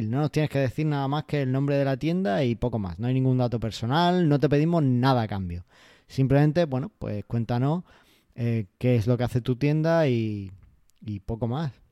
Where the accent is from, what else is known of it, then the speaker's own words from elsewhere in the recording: Almería, Andalusia, Spain; Y para los que somos de Almería lo entendemos perfectamente.